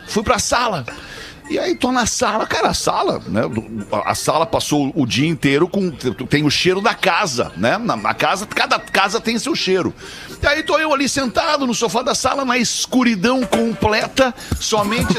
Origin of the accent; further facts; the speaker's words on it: Brazil; eu sou brasileiro, né? Sou brasileiro